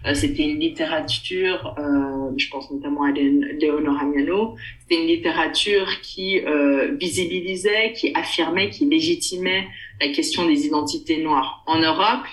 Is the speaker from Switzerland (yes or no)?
yes; Switzerland; je suis née en Suisse, grandie en Suisse